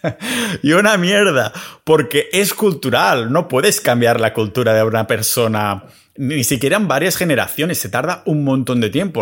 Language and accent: Spanish; Spain; moved away as an adult; me fui de España hace unos años a ser residente fiscal en otros sitios